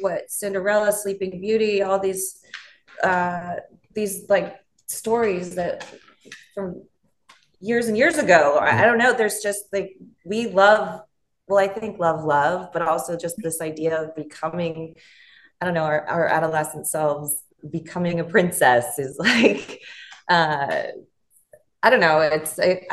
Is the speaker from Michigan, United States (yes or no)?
no; Los Angeles, California, United States; I'm from, born and raised in Los Angeles